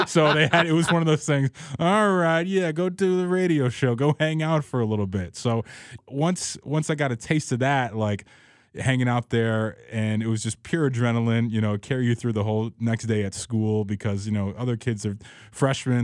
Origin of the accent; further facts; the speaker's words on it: Chicago, Illinois, United States; growing up in Rogers Park